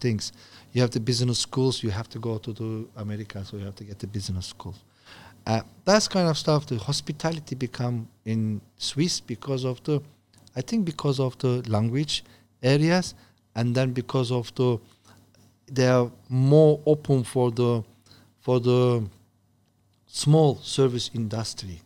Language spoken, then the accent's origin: English; Turkey; English is a second language; moved away as an adult; now in China; I'm from Turkey